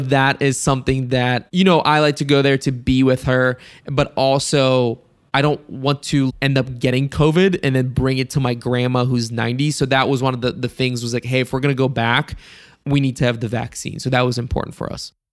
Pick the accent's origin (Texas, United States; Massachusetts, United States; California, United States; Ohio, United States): Ohio, United States; also born or lived in Bulgaria; I'm from Ohio, like, that's, like, my area of the U S that I'm in.